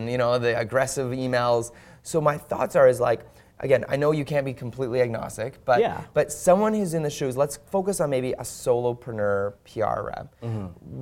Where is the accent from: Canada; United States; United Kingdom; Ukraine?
Canada; Fort Langley, British Columbia; My hometown is Fort Langley